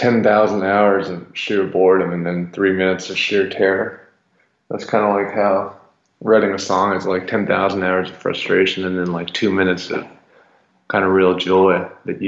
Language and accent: English; New York, United States; also born or lived in London / Havana / Los Angeles / New Orleans; now in Nashville, United States; I was born in London, but I left when I was a year old. It was obviously not on my own volition. I grew up in Brooklyn, New York